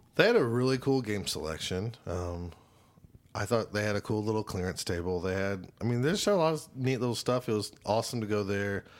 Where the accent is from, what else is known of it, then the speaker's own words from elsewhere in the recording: Choctaw, Oklahoma, United States; I'm from Choctaw